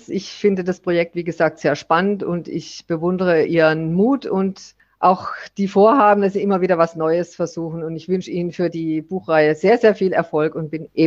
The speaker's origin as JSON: {"language": "German", "region": "Southern Germany", "country": "Germany", "said": "Ich dagegen bin eben Süddeutsche und äh, mehr dem Süden verbunden, hier in Bayern und weiter nach Italien und vor allen Dingen nach Griechenland."}